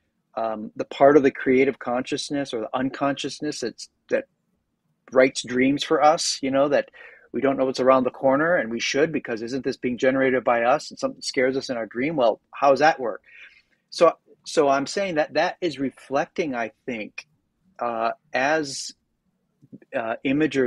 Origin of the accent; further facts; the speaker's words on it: United States; I'm obviously American